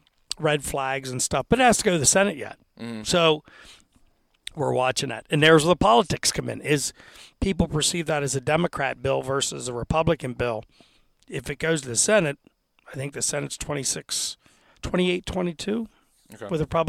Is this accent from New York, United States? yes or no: no; Altoona, Pennsylvania, United States; And then what they used to call the triangle, the Clearfield Center, they go fast, but I'm from Altoona, and by the third round, there's still tags left.